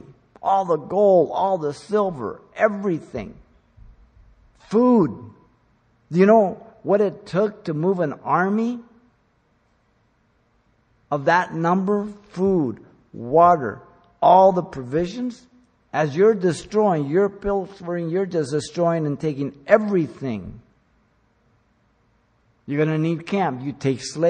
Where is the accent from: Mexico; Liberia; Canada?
Mexico; Mexico City; now in United States; I was born in Mexico City. I am a Mexican citizen. I'm an American. I don't fly the Mexican flag. I live in America